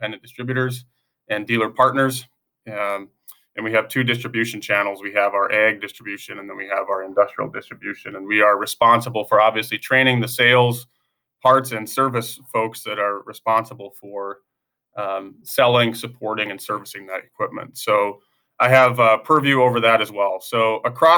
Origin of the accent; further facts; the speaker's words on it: Northwest Minnesota, United States; moved away as an adult; now in Pella, United States; I'm from a town of 200 people originally in Northwest Minnesota